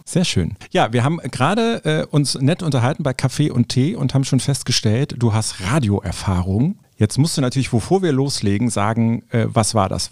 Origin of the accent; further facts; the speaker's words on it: Cologne, North Rhine-Westphalia, Germany; Ich bin Kölner